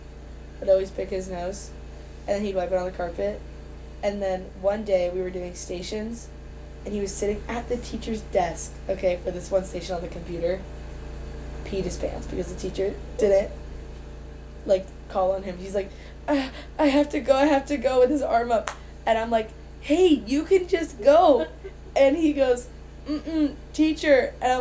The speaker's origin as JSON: {"language": "English", "region": "Florida", "country": "United States", "lives_now": "New York City, United States", "said": "from Florida. I live in New York City."}